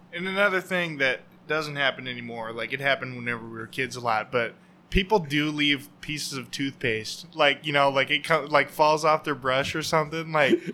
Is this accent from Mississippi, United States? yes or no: no; Oregon, United States; I grew up here in Oregon. Um, about the only place I've ever been